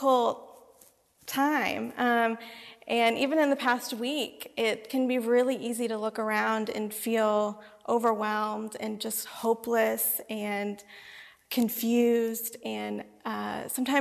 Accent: the South, United States; I grew up in the South where everyone is kind of Christian by default

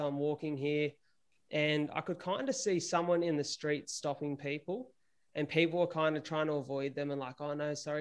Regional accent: Wollongong, New South Wales, Australia; I'm from Wollongong

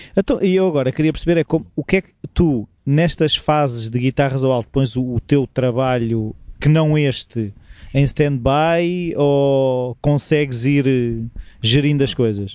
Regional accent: Lisbon, Portugal; eu tinha o trauma de ter toda a família alentejana e eu ter nascido em Lisboa

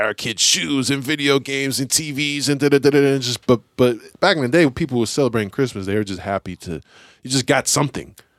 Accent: San Francisco, California, United States; I grew up in Lakeview, so that's, like, right on the edge of the city

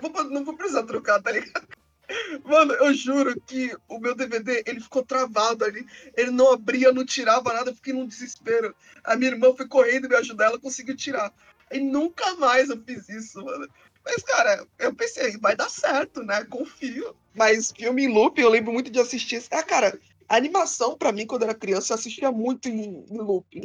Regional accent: Santos, São Paulo, Brazil; Eu sou de Santos, né? Então todo mundo aqui em Santos tem que gostar de ….

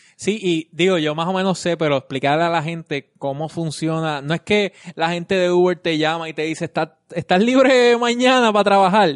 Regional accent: Vega Baja, Puerto Rico; now in San Juan metro area, Puerto Rico; yo soy de Vega Baja. Y cuando me tocaba venir para acá, ahora no, ahora vivo acá

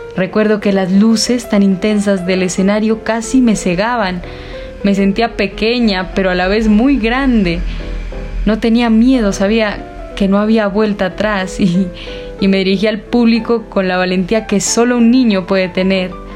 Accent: La Cruz, Nariño, Colombia; moved away as an adult; also born or lived in Cali; Les hablo desde La Cruz Nariño, mi pueblo natal, un pueblito mágico lleno de artistas.

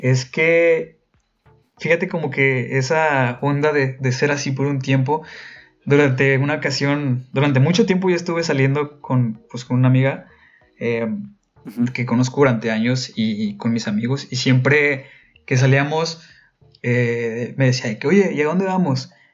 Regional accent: Ciudad Victoria, Tamaulipas, Mexico

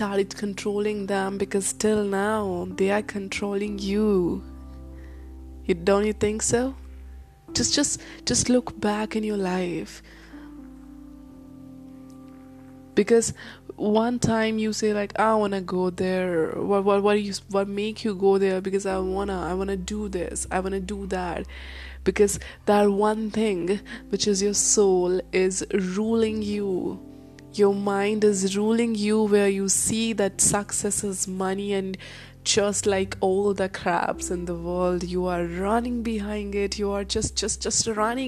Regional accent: India; I'm an Indian girl

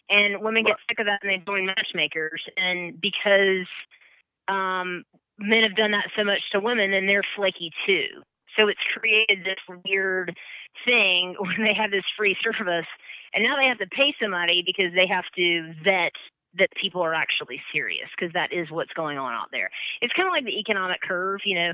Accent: Columbia, South Carolina, United States; accent: Southern; now in Atlanta, United States; I'm from Columbia, South Carolina

